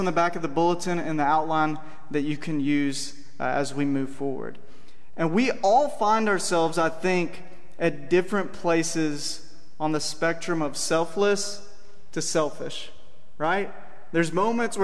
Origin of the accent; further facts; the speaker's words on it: Cordele, Georgia, United States; moved away; I grew up in Cordial, Georgia, down in South Georgia